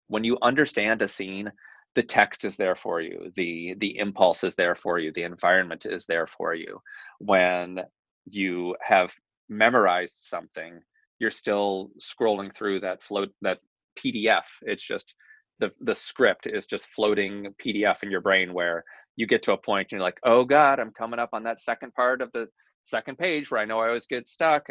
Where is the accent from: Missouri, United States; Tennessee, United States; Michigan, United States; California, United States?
Tennessee, United States; moved away as an adult; also born or lived in New York; I was born in Tennessee.